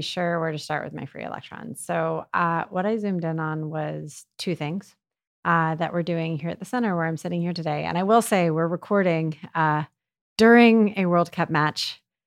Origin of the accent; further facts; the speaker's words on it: United States; I'm American